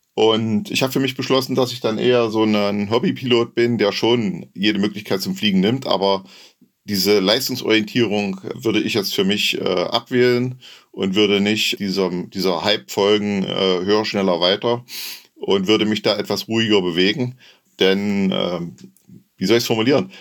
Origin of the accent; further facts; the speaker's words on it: Saxony-Anhalt, Germany; Ich komme aus der Nähe von Halle